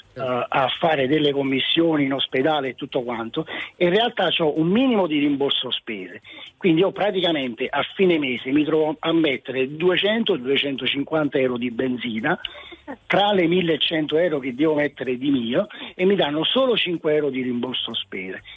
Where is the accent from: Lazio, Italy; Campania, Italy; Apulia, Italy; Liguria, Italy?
Campania, Italy; Naples; moved away as an adult; now in Rome, Italy; sono di Napoli, però mi sono trasferita a Roma da vent'anni